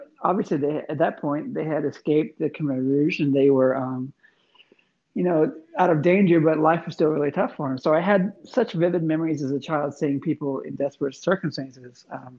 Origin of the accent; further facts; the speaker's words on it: Eastern Thailand, Thailand; I was born in Thailand in 1978. When I was a small child, I grew up on the eastern side of Thailand, near only within like an hour of Cambodia.